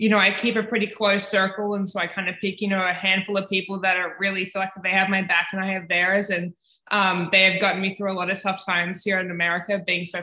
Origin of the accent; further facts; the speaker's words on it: Canberra, Australian Capital Territory, Australia; moved away as an adult; now in Ames, United States; I grew up in Canberra, Australia